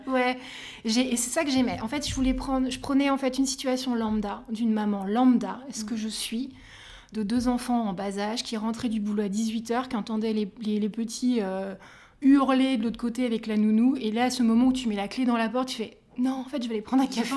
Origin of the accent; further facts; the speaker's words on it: Île-de-France, France; je suis, francilienne